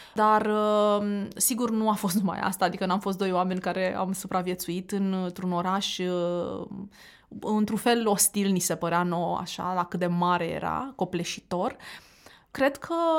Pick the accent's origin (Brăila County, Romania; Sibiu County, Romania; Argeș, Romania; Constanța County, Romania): Constanța County, Romania; Constanța; moved away as an adult; also born or lived in Bucharest; eu veneam din Constanța, după ce făcusem liceu